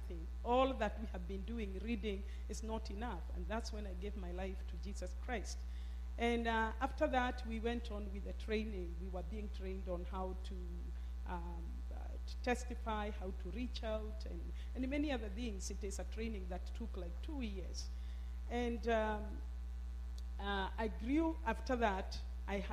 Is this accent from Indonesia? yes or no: no; Kenya; moved away as an adult; I grew up in Kenya, up country